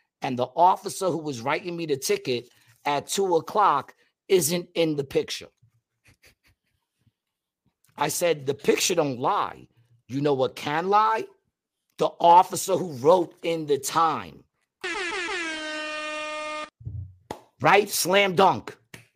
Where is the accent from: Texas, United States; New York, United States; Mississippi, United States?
New York, United States; now in Atlantic City, United States; I'm from New York